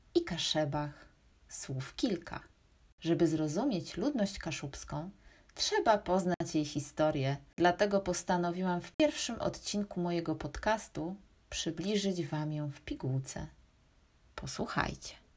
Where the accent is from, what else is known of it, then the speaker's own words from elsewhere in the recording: Gdańsk, Pomeranian Voivodeship, Poland; Jestem kaszubką z Gdańska